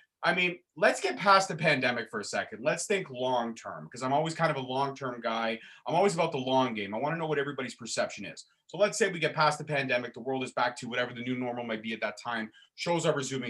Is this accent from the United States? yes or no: no; Brampton, Ontario, Canada; We're both from Brampton